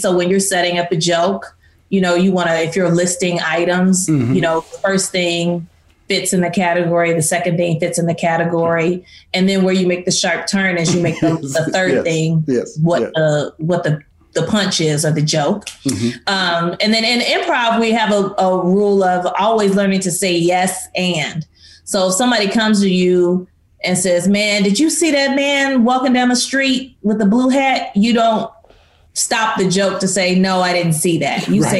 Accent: East St. Louis, Illinois, United States; I grew up in East St. Louis.

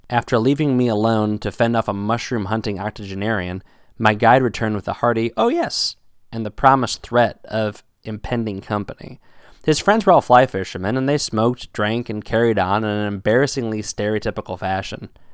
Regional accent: United States; accent: American; my American accent

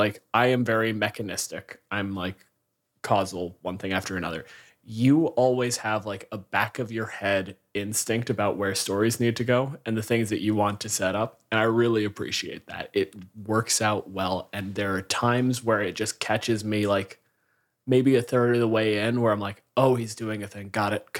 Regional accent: Canada

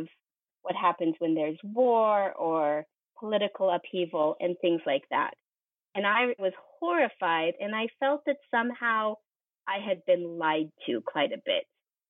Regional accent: Western Colorado, United States; moved away as an adult; now in Afghanistan; I'm from Colorado. I'm from the western side of Colorado in the Rocky Mountains. It's rural, it's ranch country. It's absolutely the most beautiful place in the world to be from. I grew up there with deep roots in this little small mountain town.

